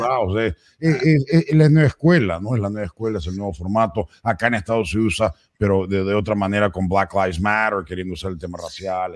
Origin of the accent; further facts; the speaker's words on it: Peru; now in United States; Yo sí fui al Marca, uno de los mejores colegios del Perú